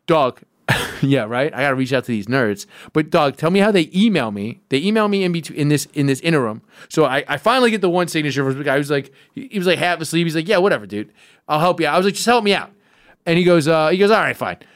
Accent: New York City, New York, United States; I am on the county committee in Kings County. That's where I'm from

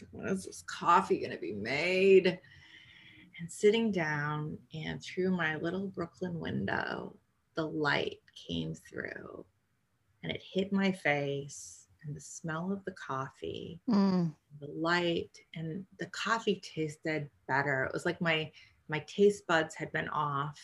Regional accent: Canada; moved away; also born or lived in New York City; I grew up in Canada, so drinking tea and coffee is part of our culture

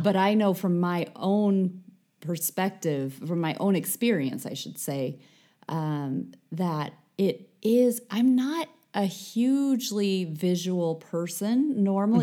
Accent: United States; being American

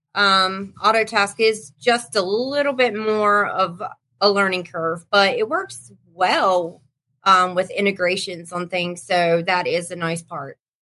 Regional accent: North Carolina, United States; I'm from North Carolina

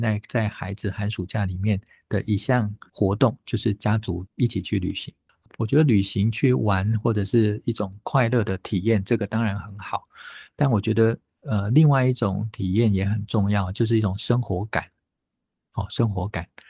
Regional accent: Taipei, Taiwan; 我其实小学念书的时候就在台北哦。那当时住在北投，北投不像现在北投很，很，已经很，盖很多房子哦。那个时候的北投还是非常日式情调的北投，都还有很多温泉旅社，有很多日本时代的木头跟石头所盖的日式的房子哦。那我自己成长的那个小村子呢，就叫做崎岖新村

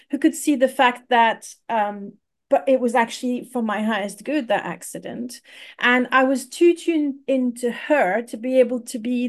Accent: France; I come from France

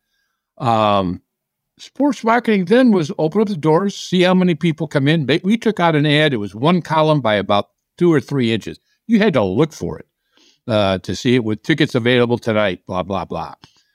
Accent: Midwest, United States; Well, I did. I'm from the Midwest.

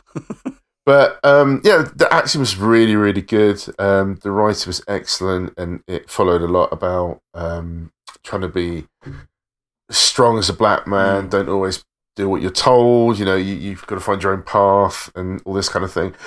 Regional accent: England, United Kingdom; being an English hip hop fan in the 90s

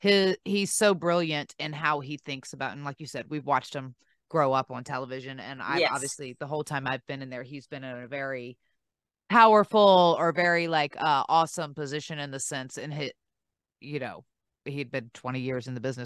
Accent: the South, United States; accent: Southern; But if I go home and I'm much more relaxed, I don't try to hide as my accent as much as I once did.

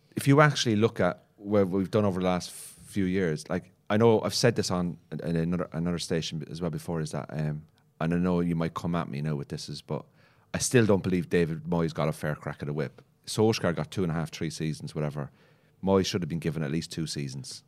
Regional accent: Cork, Munster, Ireland; now in Northern Ireland, United Kingdom; I'm from Cork, but I live in Northern Ireland

